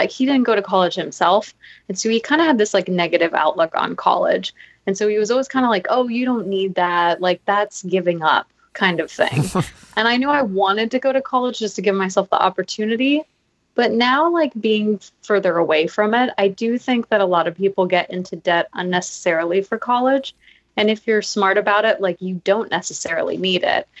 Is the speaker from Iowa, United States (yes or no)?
no; Maui, Hawaii, United States; I grew up in Maui